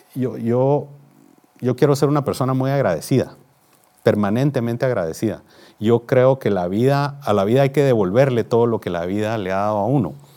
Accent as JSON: {"language": "Spanish", "town": "Guatemala City", "region": "Guatemala Department", "country": "Guatemala", "tie": "born or raised there", "said": "nací en la ciudad de Guatemala, en un hogar de clase media"}